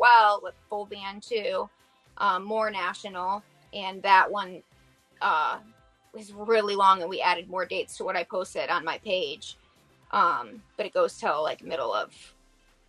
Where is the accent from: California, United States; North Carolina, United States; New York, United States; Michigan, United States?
Michigan, United States; Bath; my hometown, Bath